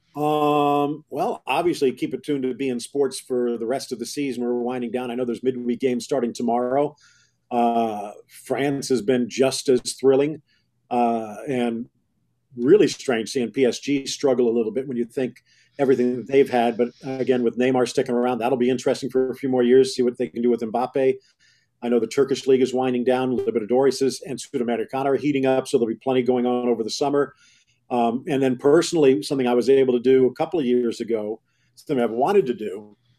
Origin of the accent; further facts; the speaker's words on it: Miami, Florida, United States; also born or lived in Dallas; Growing up in Miami back then, there really wasn't that much there